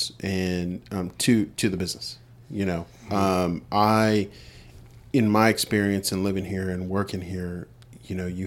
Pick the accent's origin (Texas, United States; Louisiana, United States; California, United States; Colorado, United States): California, United States; Southern; moved away as an adult; now in Dothan, United States; I'm originally from Southern California. We moved here about 11, 12 years ago